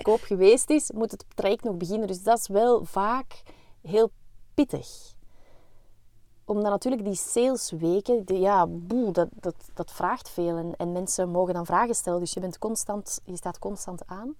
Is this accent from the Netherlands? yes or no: no; Belgium; wij zijn geen Zweden, wij zijn Belgen.